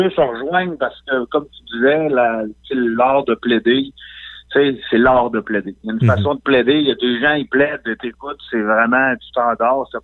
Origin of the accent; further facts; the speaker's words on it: Quebec, Canada; moved away; je suis parti de la Côte-Nord, moi, en 98.